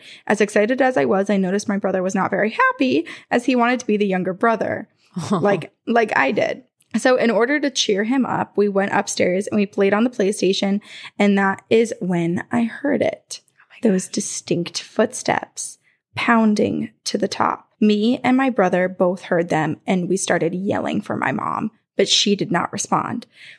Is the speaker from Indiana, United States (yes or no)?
yes; Indiana, United States; I'm from Indiana. I grew up in a small town and the entire town has just an eerie vibe.